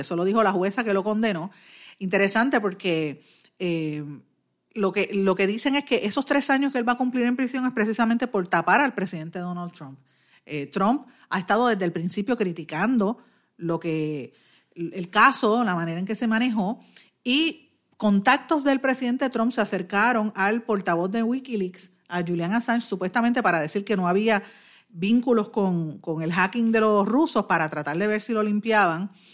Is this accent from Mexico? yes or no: no; Puerto Rico; somos los más puertorriqueños